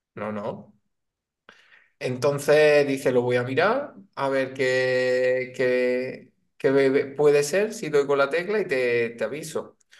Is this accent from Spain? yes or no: yes; Chipiona, Andalusia, Spain; aquí en mi pueblo no hay mucho informático